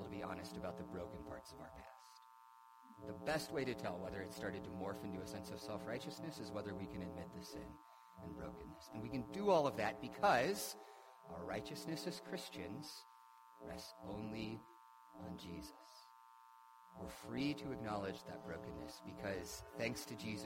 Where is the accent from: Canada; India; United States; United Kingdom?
United States; I am an American, and I love living in America.